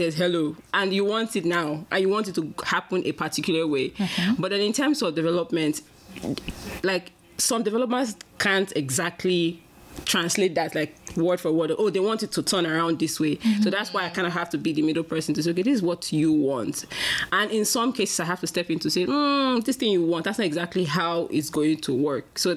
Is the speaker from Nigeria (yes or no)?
yes; Nigeria; moved away as an adult; now in Canada; Well, I'm from Nigeria.